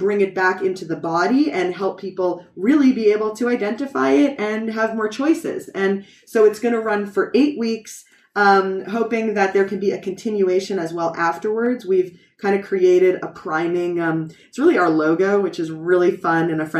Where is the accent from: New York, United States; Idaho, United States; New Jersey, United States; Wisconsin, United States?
New York, United States; first language English; moved away as an adult; now in Israel; my native language, as you see, is English, and I'm from New York